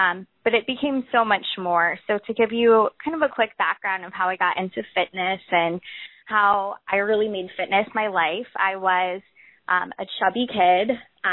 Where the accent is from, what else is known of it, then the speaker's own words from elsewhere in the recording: Florida, United States; also born or lived in Auburn, Alabama; I ended up relocating back to Florida, my home state